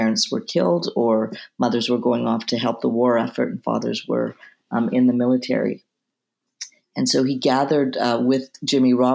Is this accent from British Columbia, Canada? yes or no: yes; Vancouver, British Columbia, Canada; moved away; also born or lived in Jerusalem; I'm originally from Vancouver, Canada